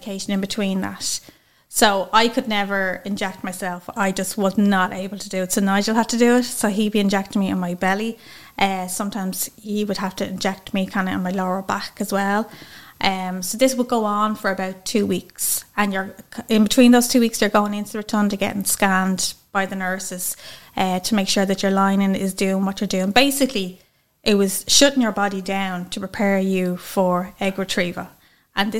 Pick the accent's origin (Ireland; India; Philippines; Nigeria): Ireland; County Dublin, Leinster; I'm from Wine St Albans, County Dublin